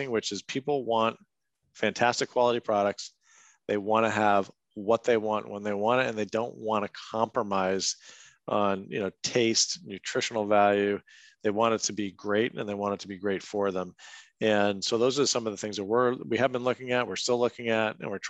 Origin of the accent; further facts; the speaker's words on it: Merrimack, New Hampshire, United States; my house where I grew up in Merrimack, New Hampshire